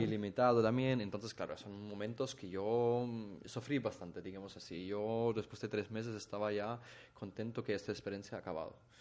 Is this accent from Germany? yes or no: yes; Germany; Spanish is a second language; moved away as an adult; now in Mallorca, Spain; vengo de Alemania